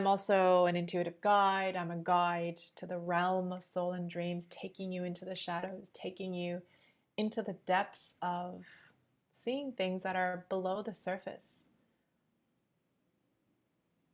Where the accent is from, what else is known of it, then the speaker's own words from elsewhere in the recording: Montreal, Quebec, Canada; now in Sydney, Australia; I'm born and raised in Montreal, and now I'm currently living in Sydney